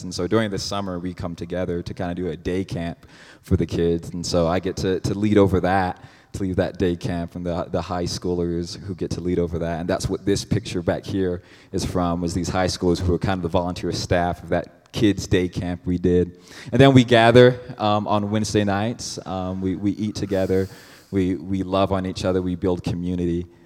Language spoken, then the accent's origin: English; Cedar Rapids, Iowa, United States; now in Phoenix, United States; I'm from Cedar Rapids, Iowa is where I was born.